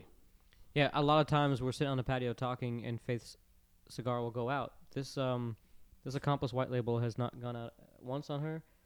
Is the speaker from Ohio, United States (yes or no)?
no; Florida, United States; I grew up in Florida